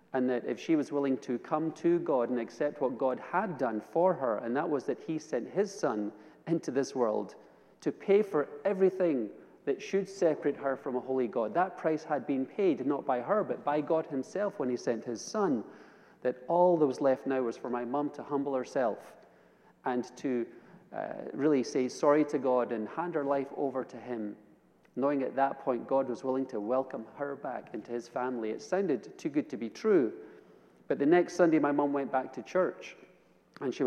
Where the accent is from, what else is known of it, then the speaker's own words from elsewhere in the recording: Edinburgh, Scotland, United Kingdom; I was raised in Edinburgh, Scotland, in the capital city.